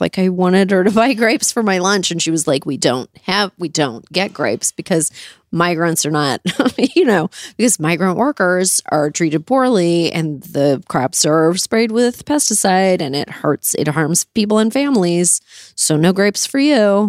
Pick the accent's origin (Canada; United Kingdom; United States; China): Canada; I grew up in Canada